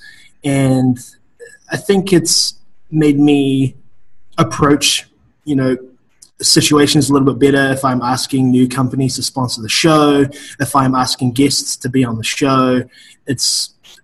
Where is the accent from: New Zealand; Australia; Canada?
New Zealand; moved away; I am originally from New Zealand, a very small farm town in New Zealand